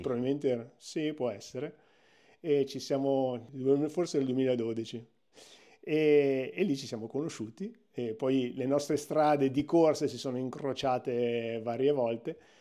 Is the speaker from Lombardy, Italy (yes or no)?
yes; province of Milan, Lombardy, Italy; Io sono, sono milanesissimo, sono nato proprio nella provincia di Milano, nella zona sud-est